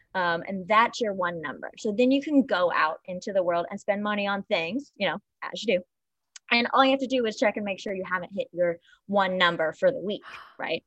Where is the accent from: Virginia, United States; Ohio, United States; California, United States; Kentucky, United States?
Kentucky, United States; Paducah; now in New York City, United States; I am from Paducah, Kentucky, um, small town